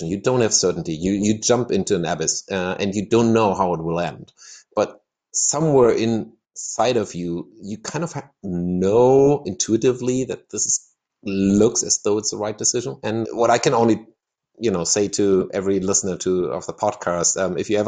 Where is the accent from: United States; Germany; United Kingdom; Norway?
Germany; now in Ecuador; I'm not from Ecuador, no. I'm German, and I somehow found my place